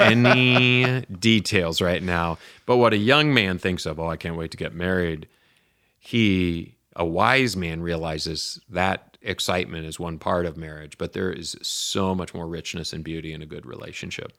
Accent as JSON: {"language": "English", "town": "Lansing", "region": "Michigan", "country": "United States", "tie": "born or raised there", "said": "I grew up in Lansing, Michigan"}